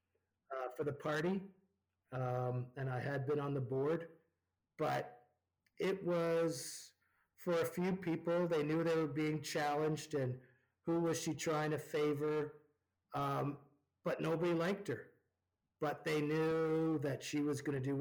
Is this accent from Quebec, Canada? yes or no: no; Ontario, Canada; now in Alberta, Canada; When I grew up in Ontario